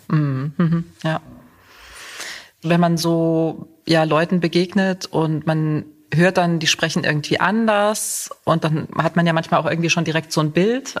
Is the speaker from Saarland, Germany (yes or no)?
yes; Saarland, Germany; moved away as an adult; also born or lived in Cologne / Munich; now in Göttingen, Germany; ich stamme aus dem Saarland